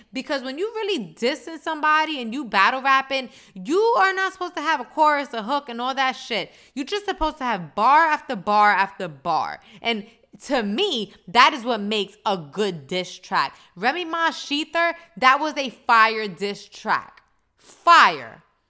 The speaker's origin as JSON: {"language": "English", "town": "New York City", "region": "New York", "country": "United States", "said": "I'm from the Bronx"}